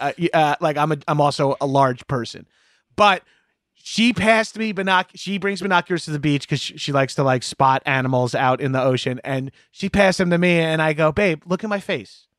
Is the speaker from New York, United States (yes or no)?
yes; Long Island, New York, United States; growing up on Long Island